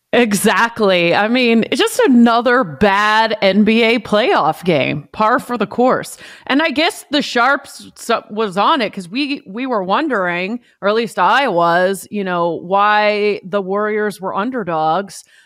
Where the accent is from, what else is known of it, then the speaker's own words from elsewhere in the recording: Vancouver, British Columbia, Canada; moved away; also born or lived in Toronto; I'm from Vancouver and I lived in Toronto